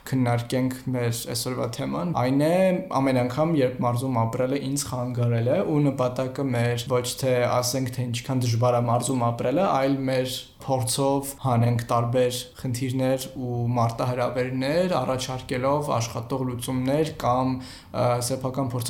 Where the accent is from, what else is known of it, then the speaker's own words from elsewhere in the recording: Artashat, Ararat, Armenia; ես էլ Արտաշատից եմ, ու չնայած նրան, որ ինքը Երևանին կպած քաղաքա